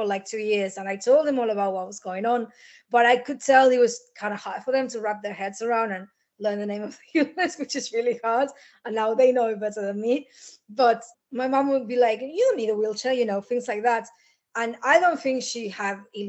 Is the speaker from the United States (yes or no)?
no; Argentina; now in Liverpool, United Kingdom; I'm originally from Argentina and I live in Liverpool, UK